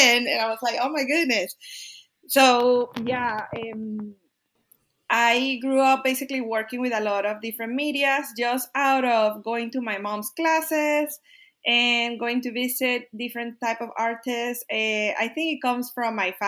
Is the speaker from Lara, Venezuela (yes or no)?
yes; Barquisimeto, Lara, Venezuela; English is a second language; moved away as an adult; also born or lived in Kentucky, United States / Texas, United States; now in Austin, United States; I was born in Venezuela in a small town called Barquisimeto.